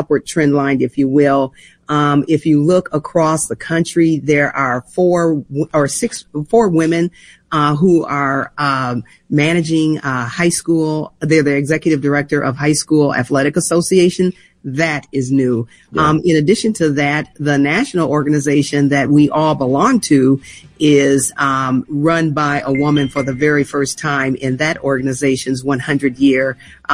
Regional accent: St. Paul, Minnesota, United States; a 10-year-old girl growing up in St. Paul

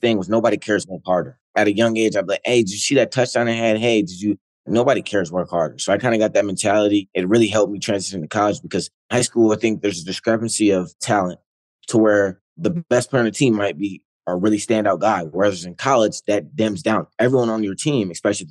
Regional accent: Ohio, United States; growing up in Ohio

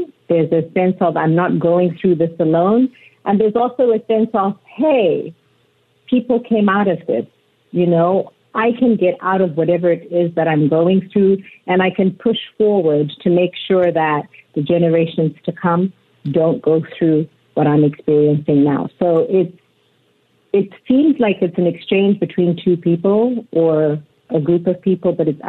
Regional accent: Zimbabwe; moved away as an adult; And I was born in Zimbabwe, grew up in Zimbabwe, came here for college.

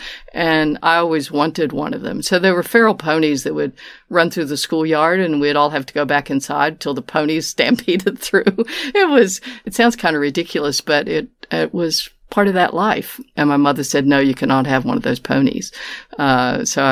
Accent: Appalachian Mountains of West Virginia, United States; moved away as an adult; now in Melbourne, Australia; I'm from the Appalachian Mountains of West Virginia, is where I was born

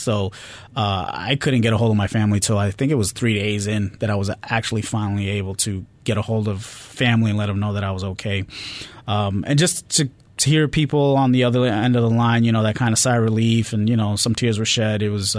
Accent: New York, United States; But just being growing up in New York, as they say, the New York attitude, it is real.

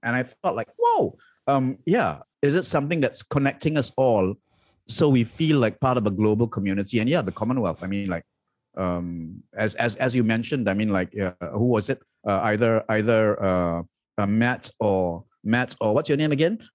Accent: Malaysia; I have chosen to be, identify as Malaysian

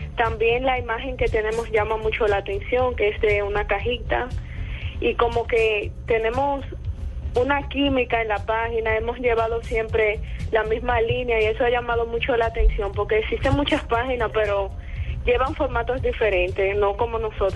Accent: Dominican Republic; soy dominicana, desde República Dominicana

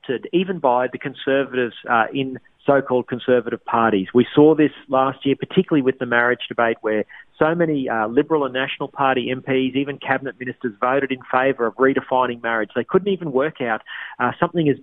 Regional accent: Queensland, Australia; moved away; my home state of Queensland

